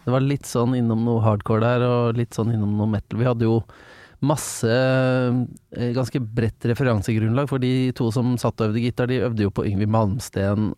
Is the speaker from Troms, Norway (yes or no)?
no; Engelsviken, Østfold, Norway; Jeg er ja. fra Engelsviken, som er eh, en eh, forblåst knatt rett utafor Fredrikstad